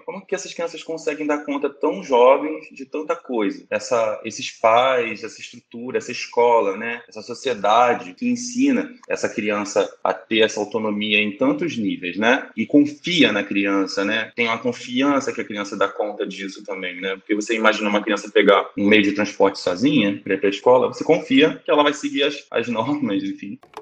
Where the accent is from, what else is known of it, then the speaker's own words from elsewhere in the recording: Rio de Janeiro, Brazil; eu também sou do Rio de Janeiro, nasci aqui